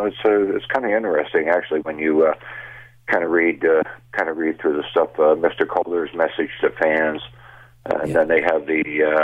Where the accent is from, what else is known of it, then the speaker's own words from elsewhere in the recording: Dunnville, Ontario, Canada; also born or lived in Hamilton; I grew up in Dunville, Ontario.